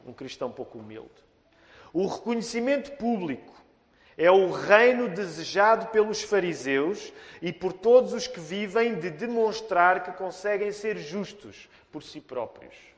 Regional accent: Portugal; Nós portugueses

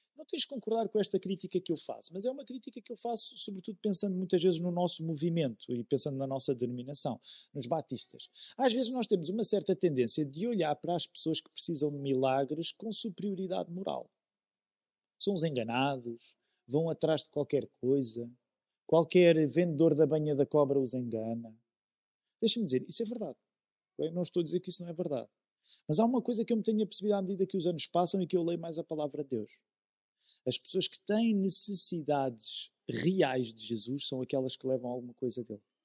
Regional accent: Amadora, Lisbon, Portugal; Eu cresci na Amadora

